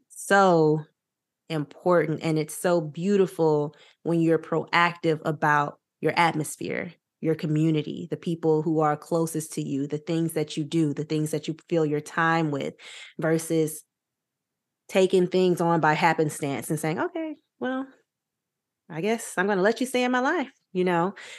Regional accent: Louisiana, United States; now in Los Angeles, United States; I'm from Louisiana, live in Los Angeles, all my family is in Louisiana

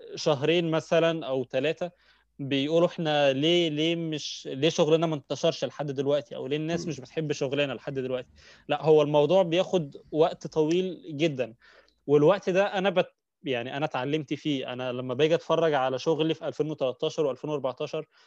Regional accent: Egypt; عندنا في مصر

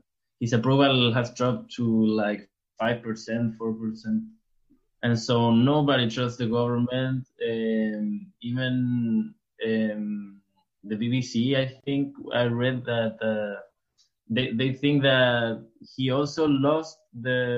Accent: Santiago, Santiago Metropolitan Region, Chile; I'm from Chile

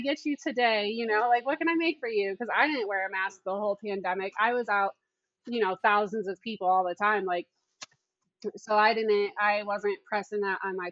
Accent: Wellington, Ohio, United States; I'm from Wellington, Ohio, small town, like 8,000 people

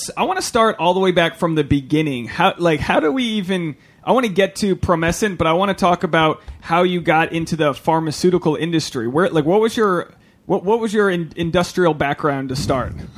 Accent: Rhode Island, United States; I'm from Rhode Island, which is like Puritan capital of the world

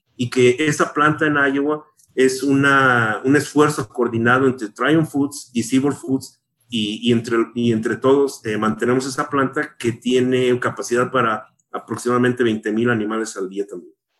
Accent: Mexico; moved away as an adult; now in United States; yo crecí en México

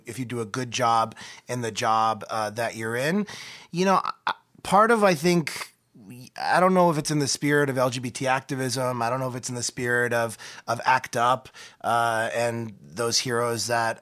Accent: New York, United States; I'm a New Yorker

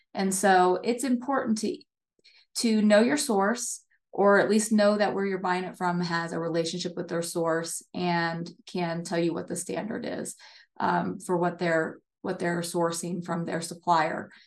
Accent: near Hershey, Pennsylvania, United States; I grew up, uh, I grew up on the East Coast near, um, Hershey, Pennsylvania.

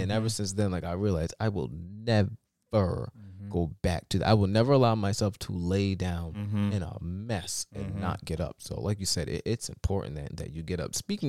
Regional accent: Connecticut, United States; dude, I'm from the London County of Connecticut.

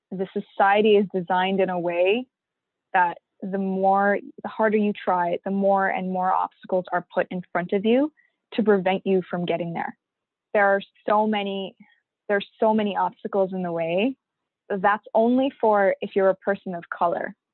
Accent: Pakistan; now in Canada; because I'm an immigrant, a Pakistani Canadian immigrant Muslim woman of color who wears a hijab, I get nothing, right?

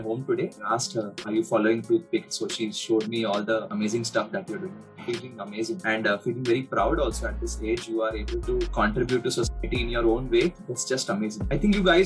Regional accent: Aurangabad, Maharashtra, India; I took a government dental college, Aurangabad, which was, in my hometown

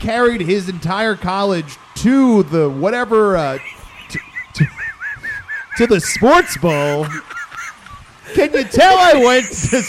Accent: New York, United States; accent: New York; now in California, United States; I purposely hold on to a New York accent when I talk to my mother or anybody from the East Coast because I don't want to sound like a Californian.

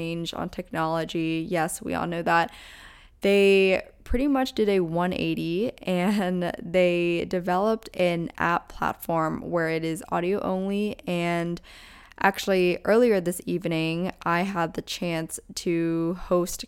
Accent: Pennsylvania, United States; we're both from Pennsylvania

